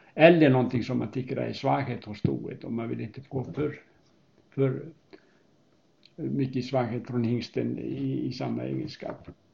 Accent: Hafnarfjörður, Capital Region, Iceland; Swedish is a second language; moved away as an adult; also born or lived in Uppsala, Sweden; now in Knubbo, Sweden; är född på Island 1948 och jag växte upp i Hafnarfjörður

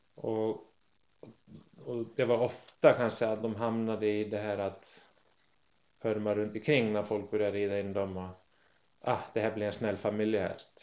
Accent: Iceland; now in Sweden; hemma på Island som femåring

